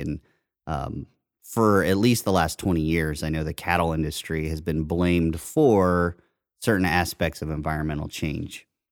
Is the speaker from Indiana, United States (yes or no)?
yes; Indiana, United States; I grew up in Indiana, so I would see farms across the street from my house